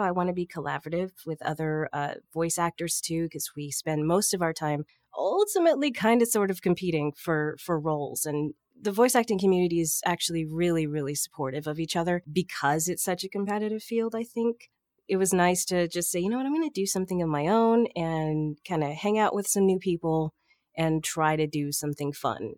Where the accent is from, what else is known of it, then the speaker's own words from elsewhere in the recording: Corpus Christi, Texas, United States; I'm from Corpus Christi, Texas